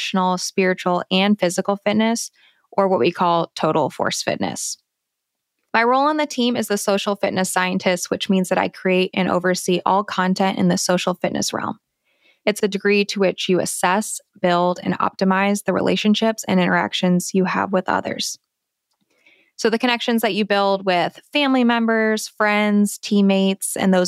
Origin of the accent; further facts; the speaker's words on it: Ohio, United States; moved away as an adult; also born or lived in California / Arizona; I am originally from Ohio